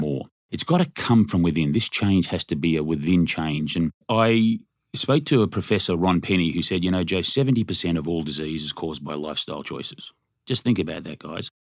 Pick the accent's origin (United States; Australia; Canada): Australia; moved away; I'm from Australia